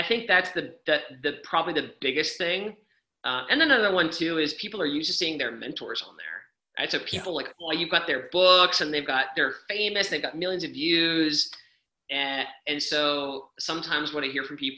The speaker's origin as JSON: {"language": "English", "country": "Canada", "said": "I'm Canadian"}